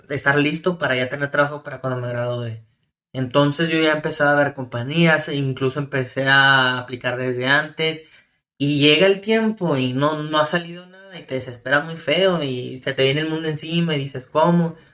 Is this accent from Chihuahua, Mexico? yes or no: yes; Ciudad Juárez, Chihuahua, Mexico; Ciudad Juárez, Chihuahua, de donde soy yo